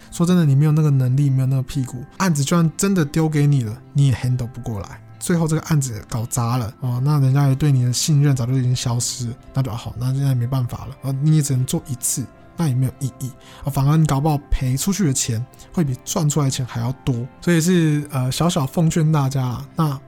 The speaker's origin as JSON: {"language": "Chinese", "country": "Taiwan", "said": "我是因为我是台湾人"}